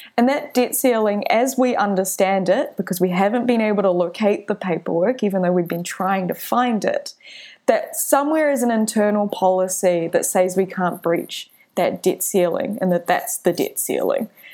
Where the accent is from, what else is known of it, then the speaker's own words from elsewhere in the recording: Auckland, New Zealand; I was born in Auckland